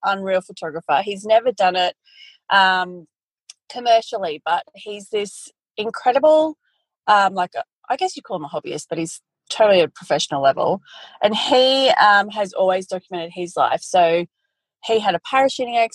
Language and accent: English; Brisbane, Queensland, Australia; I'm originally from Brisbane. I'm originally a city girl, but moved to the country when I was in my early 20s